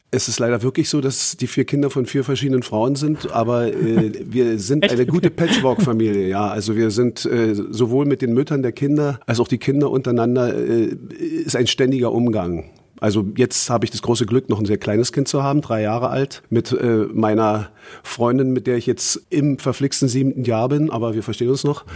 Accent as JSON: {"language": "German", "region": "Berlin", "country": "Germany", "tie": "born or raised there", "said": "Ich komme aus Karlshorst, also aus Ostberlin"}